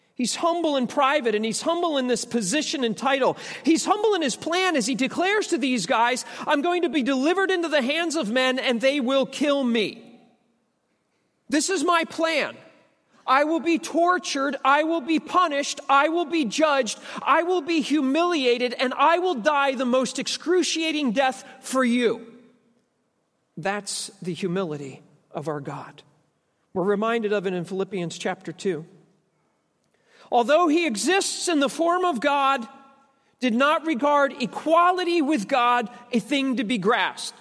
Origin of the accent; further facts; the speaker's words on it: United States; I'm an American